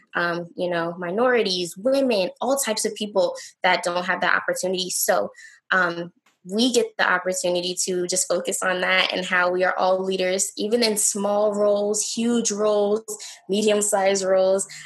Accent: Newport News, Virginia, United States; I'm from Newport News, Virginia. I love Newport News. This is my city.

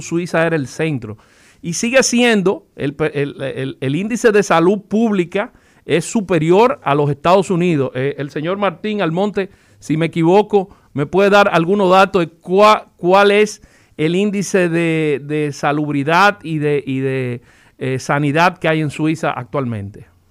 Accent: Dominican Republic

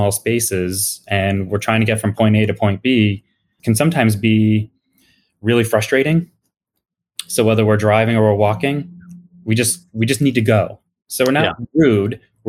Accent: West Springfield, Massachusetts, United States; moved away as an adult; now in Boston, United States; Yeah, I grew up in Western Mass. So an hour and a half west of Boston in West Springfield. Mm-hmm. My parents grew up there. I grew up there. And I moved to, believe it or not, wow, this month is 23 years ago, I moved to Boston.

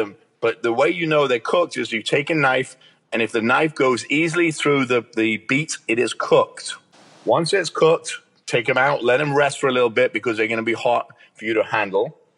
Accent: England, United Kingdom; I'm English

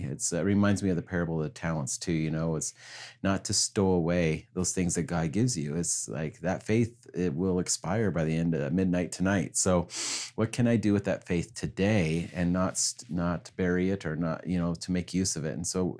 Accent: Kansas, United States; also born or lived in British Columbia, Canada; so really, though I was born in British Columbia, Canada, I was really raised on a farm in Kansas with my grandparents.

